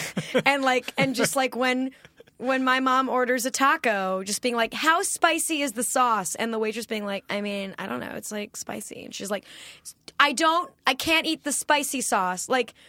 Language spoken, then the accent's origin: English; California, United States; also born or lived in New York; I grew up in California, went to public high school here, and then I went to New York University.